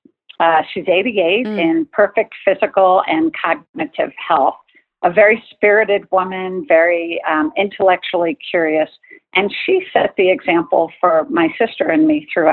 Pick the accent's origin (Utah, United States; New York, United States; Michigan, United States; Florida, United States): New York, United States; Long Island; I was born and raised on Long Island in New York